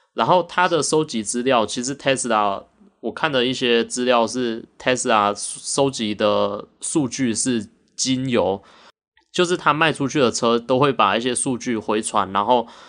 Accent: Taiwan; 我们台湾在半导体这一块

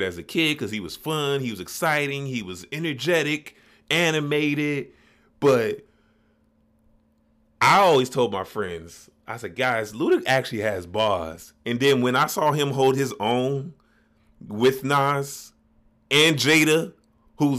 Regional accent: Chicago, Illinois, United States; growing up in the Shy

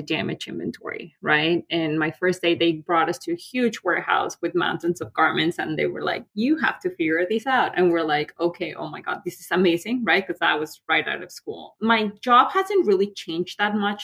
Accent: León, Guanajuato, Mexico; moved away as an adult; now in New York, United States; I'm from León, Guanajuato. León is like a big leather and shoe industry. Like my father had a shoe factory. Some of my family members have tanneries. So kind of like I grew up in that world

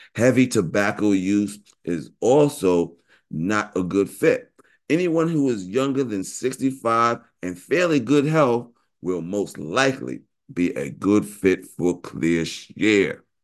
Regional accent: New York, United States; I'm from New York, went to Morehouse

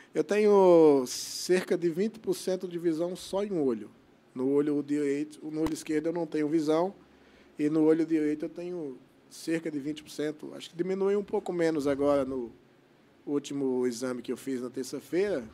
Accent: Mossoró, Rio Grande do Norte, Brazil; moved away; eu sou natural de Mossoró, no Rio Grande do Norte, terra do sal mundialmente conhecido

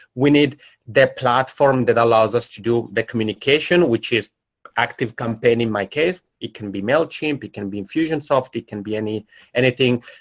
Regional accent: Italian-speaking part of Switzerland, Italian-speaking Switzerland, Switzerland; accent: macaroni accent; English is a second language; moved away as an adult; now in Helsinki, Finland; I'm originally from the Italian-speaking part of Switzerland, so that's where my macaroni accent comes from, and I've lived here in Helsinki for five years.

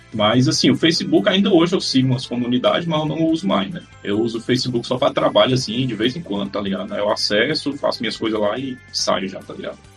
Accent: Ceará, Brazil; eu sou do Ceará

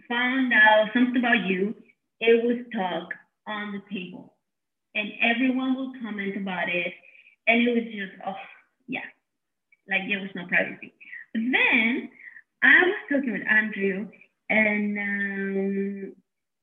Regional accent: Mexico City, Mexico; was born and raised in Mexico City.

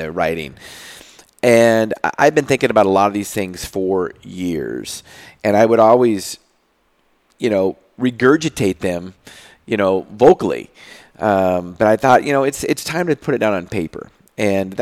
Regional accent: Moses Lake, Washington, United States; I interned at a small pharmacy in Moses Lake, my hometown

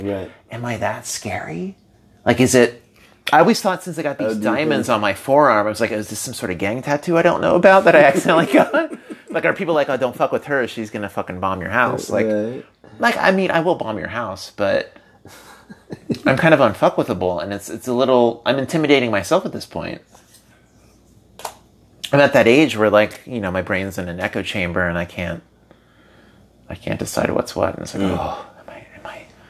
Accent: Cornwall, Pennsylvania, United States; I grew up in Cornwall

